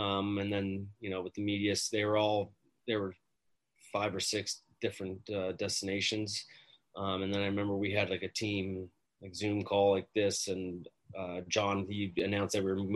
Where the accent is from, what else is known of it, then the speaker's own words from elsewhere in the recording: Canada; growing up in Canada